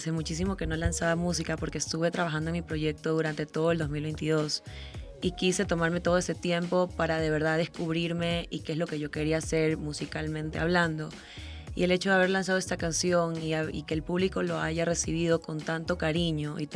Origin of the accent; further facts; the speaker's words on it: Ecuador; also born or lived in Italy; Es que mi mamá es árabe, es de Líbano, y mi papá es italiano, pero yo nací en Ecuador. Yo soy súper latina